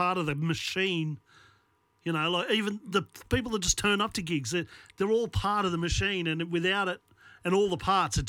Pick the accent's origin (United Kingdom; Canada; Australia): Australia; Newcastle, New South Wales; now in Western Australia, Australia; it kind of reminds me a bit of home, where I grew up in Newcastle, New South Wales, which is north of Sydney.